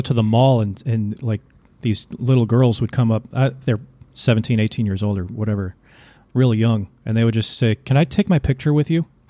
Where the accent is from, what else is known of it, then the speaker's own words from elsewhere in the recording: United States; also born or lived in Vietnam; I'm an American